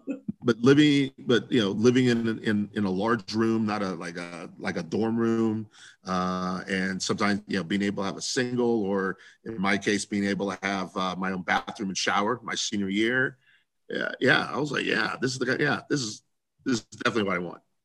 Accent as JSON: {"language": "English", "town": "Columbus", "region": "Ohio", "country": "United States", "tie": "born or raised there", "said": "I grew up in Central Ohio, Columbus, Ohio"}